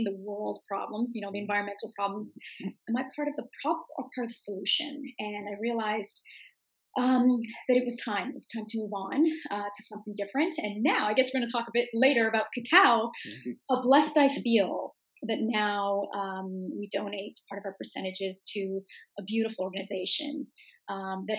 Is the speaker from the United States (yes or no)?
no; Canada; I'm from Canada